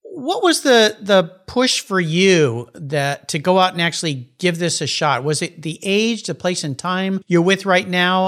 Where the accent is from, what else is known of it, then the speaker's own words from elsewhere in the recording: San Diego, California, United States; moved away as an adult; now in Pacific Northwest, United States; I grew up in La Jolla